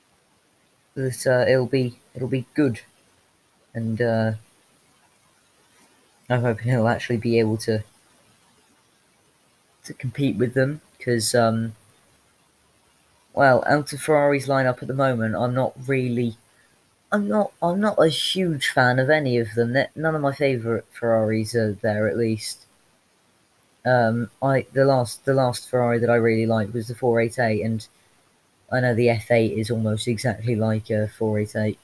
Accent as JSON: {"language": "English", "country": "United Kingdom", "said": "I'm British"}